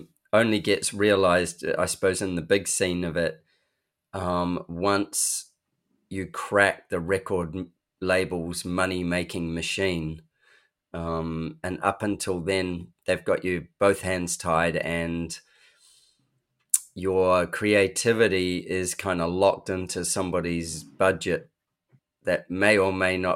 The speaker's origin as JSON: {"language": "English", "country": "New Zealand", "said": "I'm a Kiwi"}